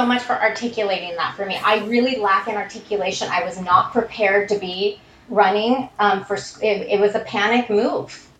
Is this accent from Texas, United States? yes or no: no; Malibu, California, United States; when I was growing up in Malibu